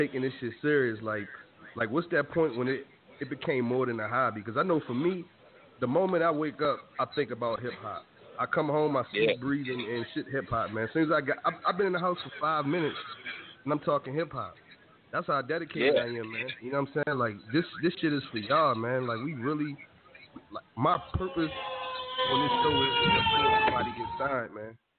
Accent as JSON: {"language": "English", "town": "Baltimore", "region": "Maryland", "country": "United States", "said": "I'm from Baltimore City"}